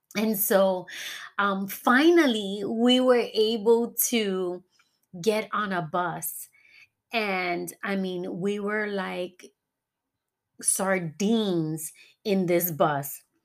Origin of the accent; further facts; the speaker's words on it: New York, United States; moved away as an adult; now in Florida, United States; New York is my hometown, and I will always represent my hometown